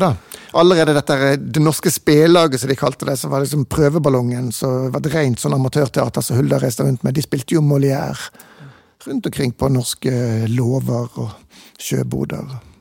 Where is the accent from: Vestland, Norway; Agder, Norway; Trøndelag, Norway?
Vestland, Norway; Bergen; jeg er jo eh, født og vokst opp i Bergen